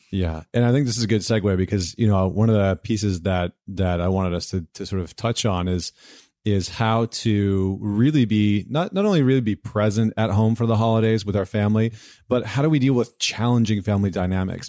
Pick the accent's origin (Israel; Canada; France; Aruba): Canada; Edmonton, Alberta; I grew up in Edmonton